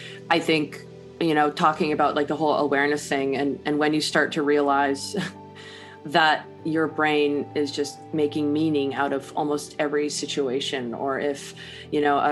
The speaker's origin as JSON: {"language": "English", "country": "Canada", "said": "I'm Canadian"}